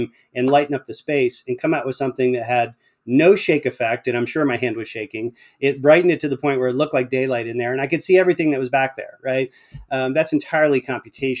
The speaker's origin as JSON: {"language": "English", "region": "Pennsylvania", "country": "United States", "tie": "born or raised there", "moved": "yes", "lives_now": "Atlanta, United States", "said": "I live in Atlanta, Georgia now, but I grew up in Pennsylvania."}